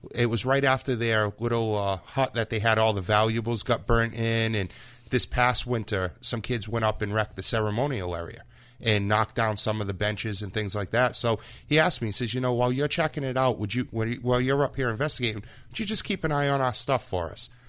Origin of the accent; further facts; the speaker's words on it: Freetown, Massachusetts, United States; growing up in Freetown area